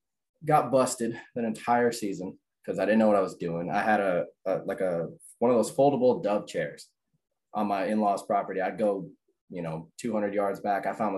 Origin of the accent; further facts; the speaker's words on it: Lawrenceville, Georgia, United States; I grew up in Lawrenceville. So that's 30 minutes from Alpharetta, you know, that whole North Fulton area.